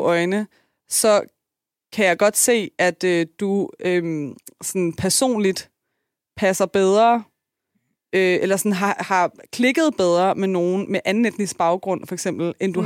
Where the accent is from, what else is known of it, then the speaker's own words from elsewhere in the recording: Denmark; jeg kommer fra Tostrup med en enlig mor